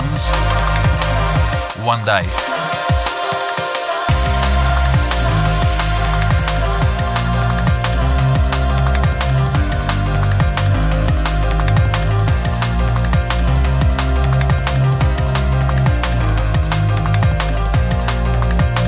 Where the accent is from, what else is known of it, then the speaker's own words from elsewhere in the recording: England, United Kingdom; I say Jude and not Dude because I'm English